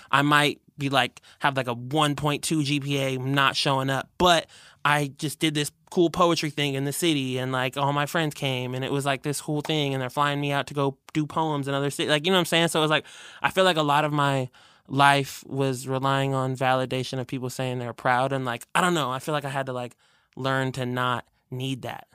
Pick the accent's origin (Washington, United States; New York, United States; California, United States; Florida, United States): Washington, United States; Burien; technically it's outside of Seattle. It's where I grew up in Berrien